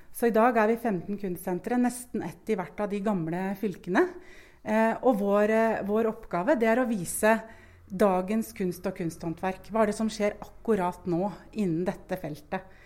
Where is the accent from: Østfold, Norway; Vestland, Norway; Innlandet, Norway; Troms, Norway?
Østfold, Norway; Moss; moved away as an adult; also born or lived in Bergen; now in Lillehammer, Norway; Jeg er sjøl fra Moss og har familie